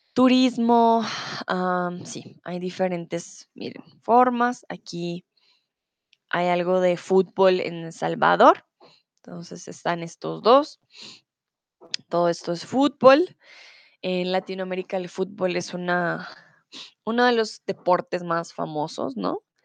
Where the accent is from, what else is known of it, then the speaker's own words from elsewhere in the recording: Bogotá, Colombia; now in Mexico; ahora estoy en Bogotá, soy de Colombia, estoy en mi país, en mi ciudad